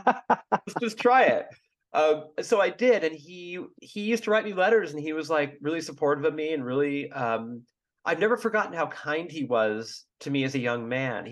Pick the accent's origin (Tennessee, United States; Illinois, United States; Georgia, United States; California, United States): California, United States; Bay Area; I'm from the Bay Area